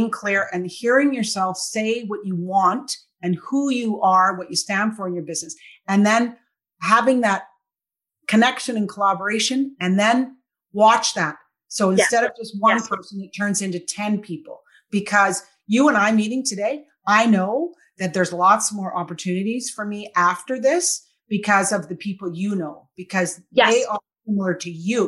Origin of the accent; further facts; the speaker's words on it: Victoria, British Columbia, Canada; now in Kelowna, Canada; I grew up in Victoria, and now I live in Kelowna